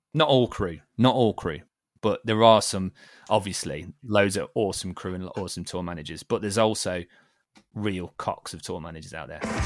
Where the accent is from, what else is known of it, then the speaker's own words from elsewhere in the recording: Liverpool, North West England, United Kingdom; also born or lived in Derby; I was born in Liverpool